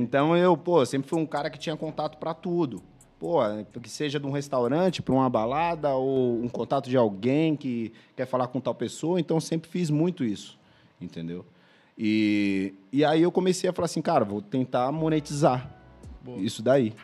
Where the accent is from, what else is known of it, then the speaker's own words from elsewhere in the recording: São Vicente, São Paulo, Brazil; moved away as an adult; also born or lived in Santos; now in Paris, France; eu nasci em Santos. É, nasci em Santos. Passei minha vida inteira em São Vicente